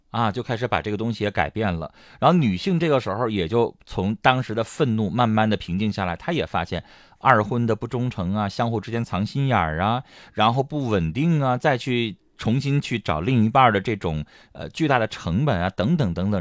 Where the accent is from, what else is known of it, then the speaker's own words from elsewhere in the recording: Heilongjiang, China; 我们黑龙江这边